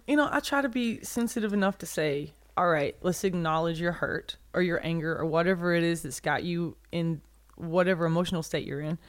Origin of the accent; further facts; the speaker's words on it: a small town outside Birmingham, Alabama, United States; A tiny little town outside of Birmingham in Alabama